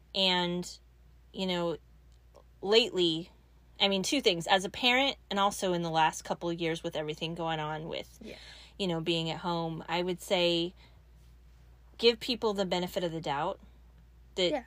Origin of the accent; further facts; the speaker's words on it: Mountain View, California, United States; moved away; also born or lived in Arkansas / Sunnyvale, California; I grew up in Mountain View.